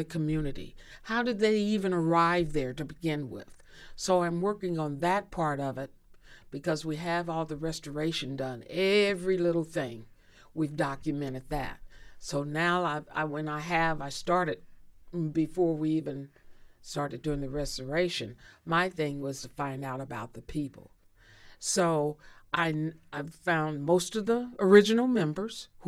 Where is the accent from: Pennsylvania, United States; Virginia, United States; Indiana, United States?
Indiana, United States; Indianapolis; I grew up in Indy